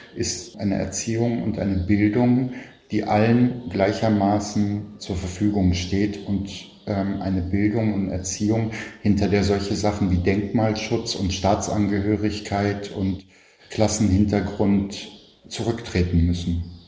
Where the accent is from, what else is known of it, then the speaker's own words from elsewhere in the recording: Berlin, Germany; Ich bin in Westberlin geboren, in Kreuzberg, und war die ersten vier Jahre in einer wie es damals hieß, Ausländerregelklasse zur Schule gegangen